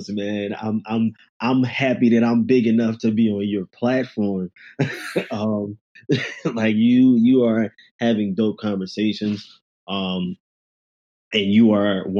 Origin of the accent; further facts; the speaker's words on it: Philadelphia, Pennsylvania, United States; I'm also from Philadelphia. I'm from West Philly. I graduated from one of the worst high schools in Philly